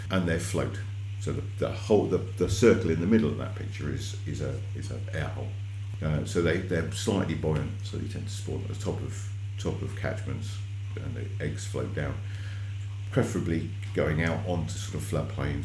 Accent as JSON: {"language": "English", "area": "Devon", "region": "South West England", "country": "United Kingdom", "tie": "born or raised there", "said": "I grew up in Devon, and we had otters on our trout farm way back in the 80s"}